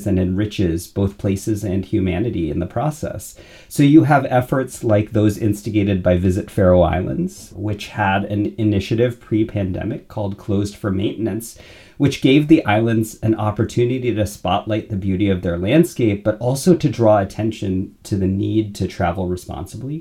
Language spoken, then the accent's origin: English; United States; moved away as an adult; also born or lived in California / Florida / London, United Kingdom / New York City, United States; now in Grand Rapids, United States; I grew up in California and Florida.